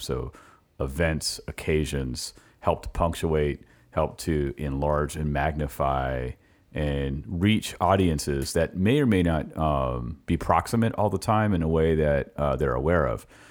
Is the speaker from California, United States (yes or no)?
yes; California, United States; moved away as an adult; now in Richmond, United States; I'm from California, I came here in two thousand seven